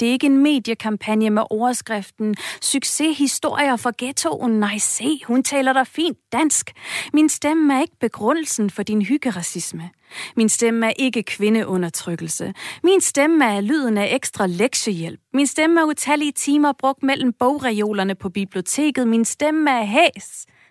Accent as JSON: {"language": "Danish", "country": "Denmark"}